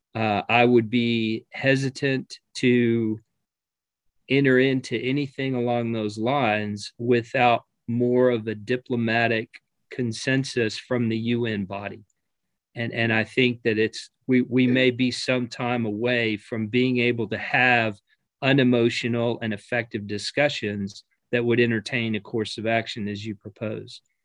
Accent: United States; as an American

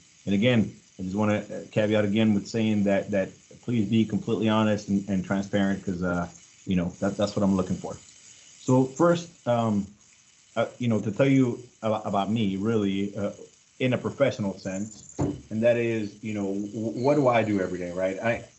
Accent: Los Angeles, California, United States; also born or lived in Mexico City, Mexico; I was born in Mexico City and grew up in Los Angeles, California.

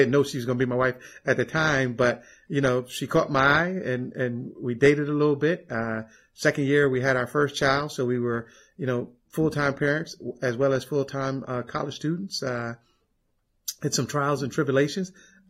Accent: Philadelphia, Pennsylvania, United States; moved away as an adult; also born or lived in Alabama; met the wife as my freshman year at, Alabama State University. I'm from Philadelphia. Everybody always asks me how I wound up in Alabama.

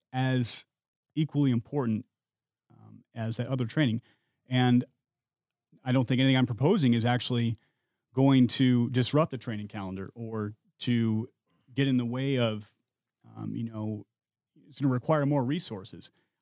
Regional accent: Midwest, United States; I come from the Midwest, where hunting is kind of a way of life. To put food on your plate in the winter, you shoot deer or rabbits. I had some exposure to firearms as a kid.

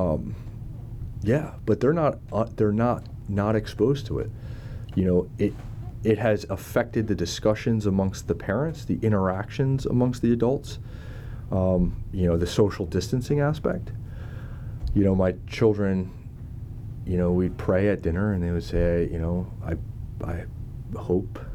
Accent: United States; now in Monterey, United States; we're from the Northeast, New Jersey, New York City.

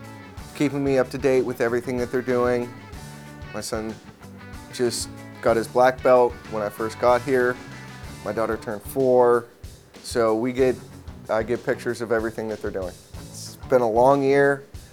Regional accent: Erie, Pennsylvania, United States; They're back in Erie, Pennsylvania, my hometown.

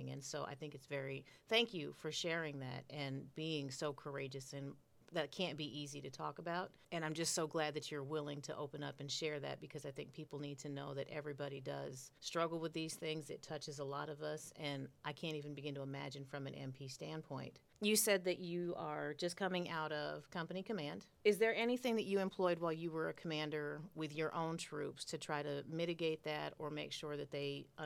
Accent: Sacramento, California, United States; born or raised there; moved away as an adult; now in Fort Stewart, United States

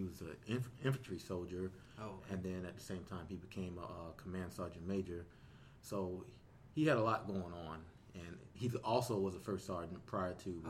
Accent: Portsmouth, Virginia, United States; Yes, but originally I'm from Portsmouth, Virginia, right here in the lovely state of Virginia.

